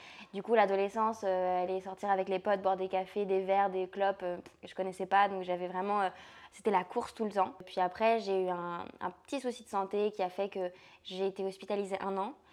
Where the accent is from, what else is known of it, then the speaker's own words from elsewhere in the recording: France; alors je suis française déjà, mais euh, j'ai toujours beaucoup voyagé, donc euh, j'ai pas vraiment l'impression d'appartenir à un territoire.